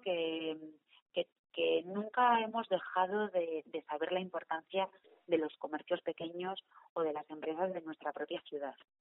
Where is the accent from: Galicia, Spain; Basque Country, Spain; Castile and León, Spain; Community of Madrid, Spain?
Castile and León, Spain; León; la gente de León, que estamos aquí y solo somos de León